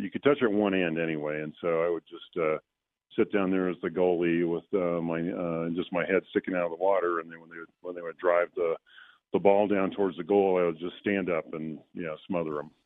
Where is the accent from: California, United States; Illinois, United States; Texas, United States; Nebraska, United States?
California, United States; Southern; growing up in Southern California, the reason I played water polo is that I grew up at the beach